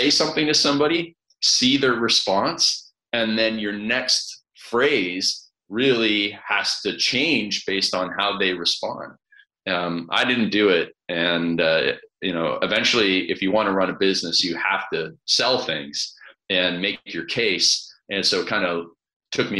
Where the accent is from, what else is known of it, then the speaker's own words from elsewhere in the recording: Canada; I grew up in Canada in this small town on a farm where everybody played ice hockey.